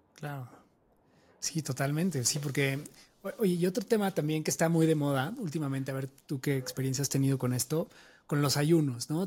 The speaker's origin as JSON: {"language": "Spanish", "country": "Mexico", "said": "una cultura como la mexicana, o sea, donde tenemos tanta comida tan deliciosa"}